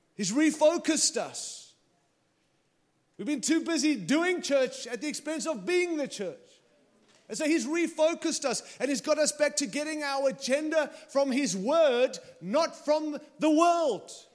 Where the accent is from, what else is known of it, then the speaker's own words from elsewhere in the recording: Australia; now in United States; I arrived here with my Aussie passport and I came in as an Aussie